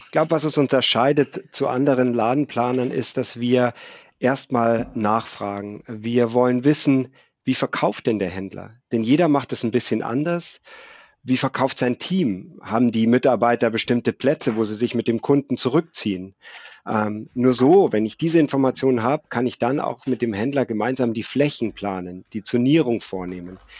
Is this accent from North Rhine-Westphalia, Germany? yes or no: no; Munich, Bavaria, Germany; 1972 geboren in München, lebe im malerischen Oberbayern